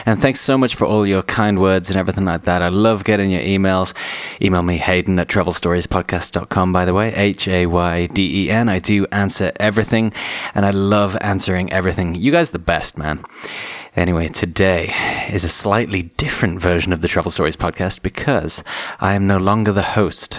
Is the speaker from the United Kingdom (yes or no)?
yes; Shropshire, West Midlands, United Kingdom; I grew up in Edgemont, a little rural village